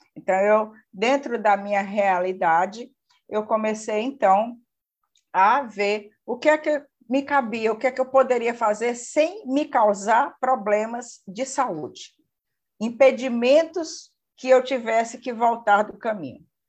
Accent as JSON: {"language": "Portuguese", "town": "Fortaleza", "region": "Ceará", "country": "Brazil", "said": "Sou de Fortaleza, moro aqui em Fortaleza"}